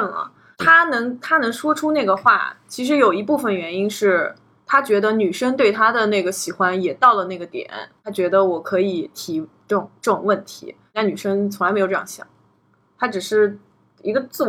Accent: China; 我们一票呃土生土长的中国的孩子来说的话

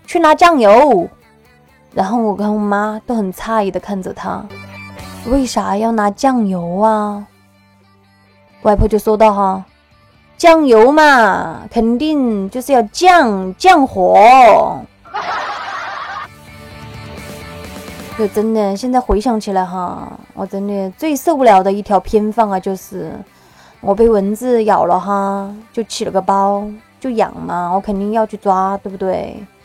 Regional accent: Sichuan, China; 我们四川这边的各种美食啊

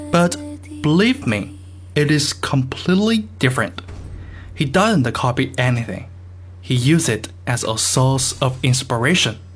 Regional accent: North India, India; Basically, because I am from North India and I don't follow South Indian cinema.

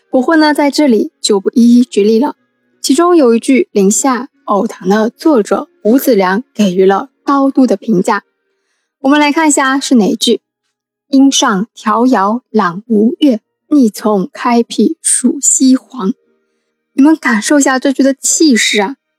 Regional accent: Wenzhou, Zhejiang, China; 那叶氏是我们温州人嘛

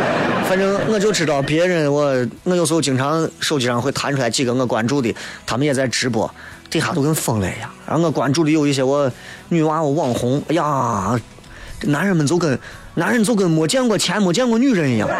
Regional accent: Xi'an, Shaanxi, China; 不就觉得咱西安还是个宝地，秦岭这个天然屏障为西安挡掉不知道多少的狂风侵袭，这是我们西安人的福，我们要珍惜

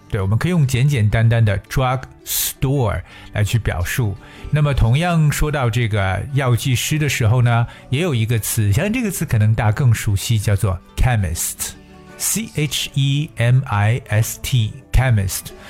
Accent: China; 在我们中国人的眼中呢

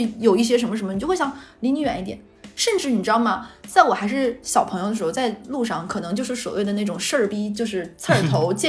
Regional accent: Xinjiang, China; 巧了，我们新疆人也爱吃烧烤。

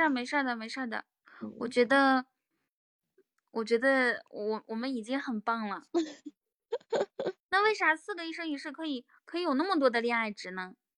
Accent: Ganqika, Inner Mongolia, China; 我，来自内蒙古自治区科尔沁左翼后旗甘吉卡镇满斗村。我小的时候，小的时候曾经获得过内蒙古自，自治区科尔沁左翼后旗甘吉卡镇满斗村上尔拉丁舞比赛业余组赢奖

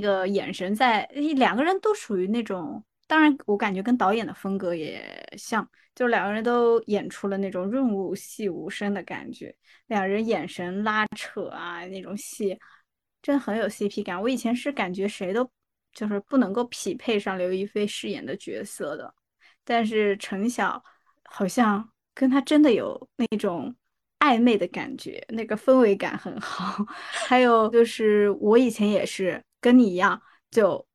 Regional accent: Jiangsu, China; 我江苏人

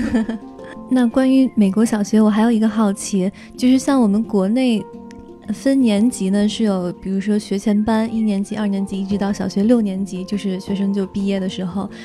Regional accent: China; 因为我我爱你不是我们中国人会经常脱口而出的一个表达

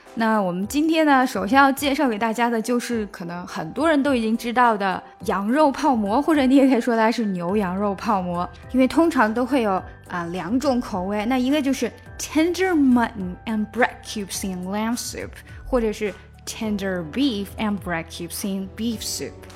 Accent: Xi'an, Shaanxi, China; moved away; also born or lived in United States; 我是西安人，啊，虽然就是在美国很多年，但是实际上我还是西安人

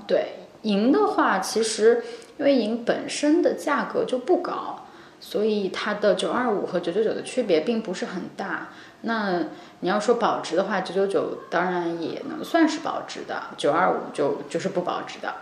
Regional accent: Nanjing, Jiangsu, China; moved away as an adult; 因为我是南京人，我是从江苏考过来

